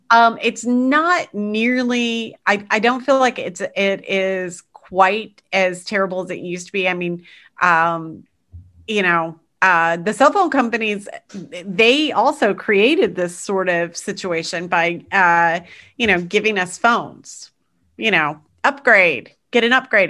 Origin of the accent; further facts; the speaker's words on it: United States; as an American